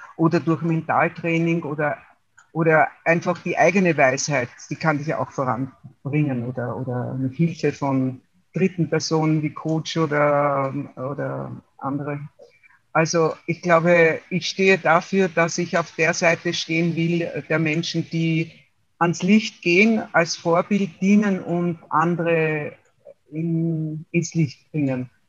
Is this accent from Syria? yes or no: no; Waldviertel, Lower Austria, Austria; now in Wienerwald, Austria; bin aufgewachsen im Waldviertel in Österreich, im Norden, und lebe seit 42 Jahren im Wiener Wald.